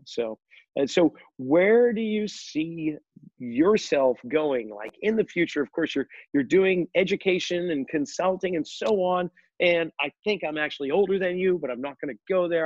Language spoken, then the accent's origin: English; outside of Boston, Massachusetts, United States; Both of us being New Englanders growing up outside of Boston